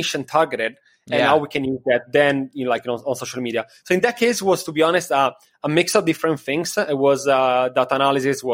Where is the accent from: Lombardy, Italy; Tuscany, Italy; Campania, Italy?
Lombardy, Italy; Milan; moved away as an adult; also born or lived in Copenhagen, Denmark / Miami Beach, United States; now in New York, United States; Before, I was living in Milano in Italy. That is my city